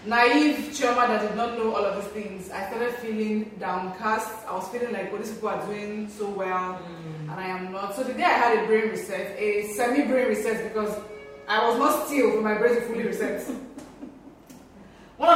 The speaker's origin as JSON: {"language": "English", "country": "Nigeria", "also_born_or_lived": "Ghana"}